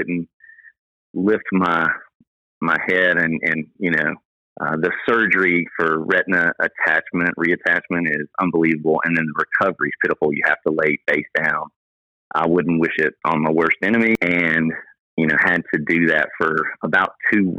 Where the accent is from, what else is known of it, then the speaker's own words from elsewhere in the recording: Memphis, Tennessee, United States; now in Dallas, United States; Memphis, my hometown